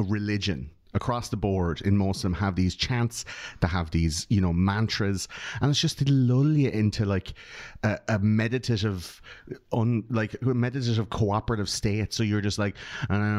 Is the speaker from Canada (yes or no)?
no; Ireland; we grew up in Catholic Ireland.